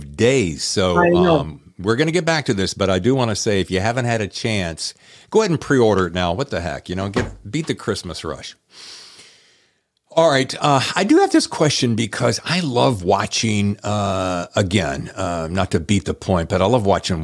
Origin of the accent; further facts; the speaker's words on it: United States; now in California, United States; my hometown roots, which is the Carolina and the Blue Ridge Parkway